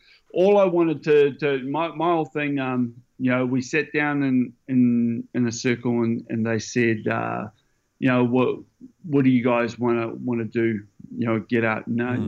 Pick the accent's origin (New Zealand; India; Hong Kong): New Zealand; Gisborne; moved away; I'm from Gisborne